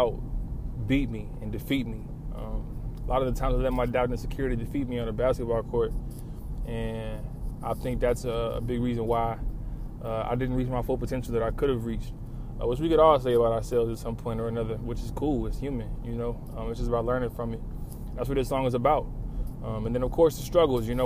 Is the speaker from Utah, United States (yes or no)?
no; Lawton, Oklahoma, United States; now in Oklahoma City, United States; I come from Lawton, you know. And when I came to Oklahoma City